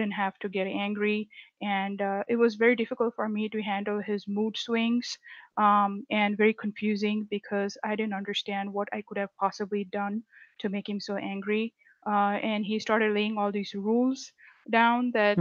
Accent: India; moved away as an adult; now in United States; I'm originally from India, so I was born and raised in India

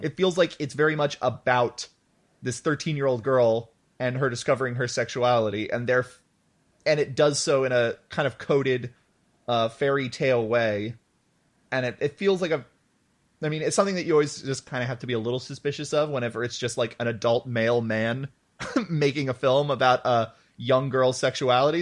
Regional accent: United States; as an American

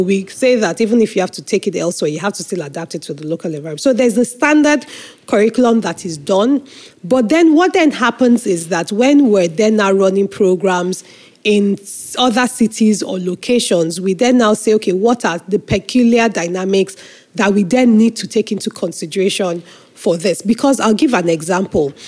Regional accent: Nigeria; I am a Nigerian patriot, as they say, you know, through and through, because I have no other country than

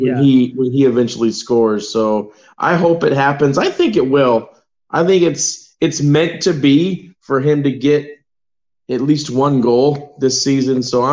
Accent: United States; Dude, man, I'm still American, though.

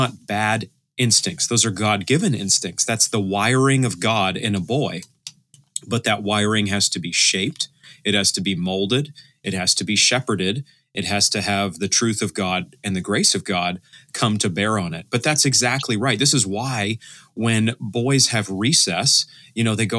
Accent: Maine, United States; I'm from Maine myself

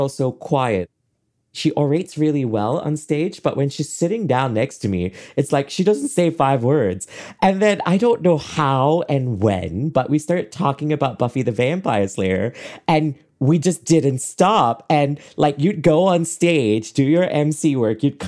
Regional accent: Kuala Lumpur, Malaysia; moved away as an adult; now in Boston, United States; I lived there till I was 26 with my parents, who I adore. I loved growing up in Malaysia

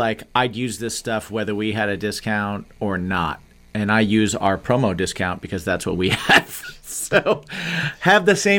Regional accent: Indiana, United States; moved away as an adult; also born or lived in New York; I moved to New York from Indiana. I grew up in the Midwest.

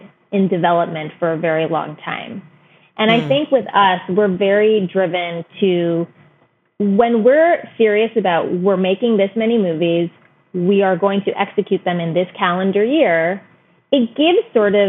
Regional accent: United States; my parents came from India in 1969. I was born and raised here, but I've spent every year of my life in India for 3 to 4 months. And, but at the same way, like we were raised in America

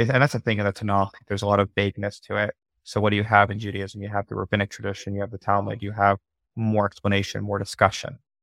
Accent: New Jersey, United States; moved away; also born or lived in Israel; I'm from Jersey, so I was commuting, like, three hours there and back

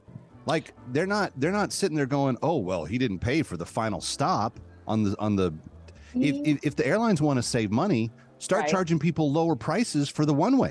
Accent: Texas, United States; my home state of Texas

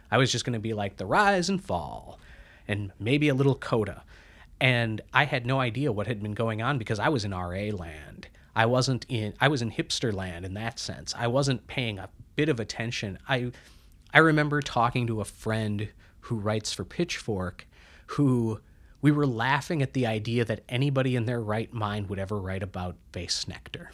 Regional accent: Midwest, United States; moved away; also born or lived in Minneapolis; I'm from the Midwest

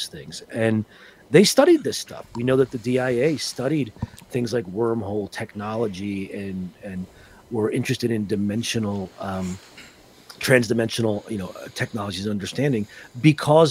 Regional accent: Northern New Jersey, United States; also born or lived in Philadelphia; Growing up in Northern New Jersey, Roman Catholic

